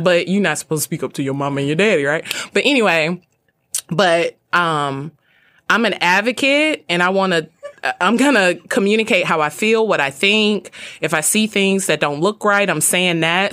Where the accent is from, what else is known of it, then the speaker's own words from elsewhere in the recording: Birmingham, Alabama, United States; I grew up in Birmingham, Alabama.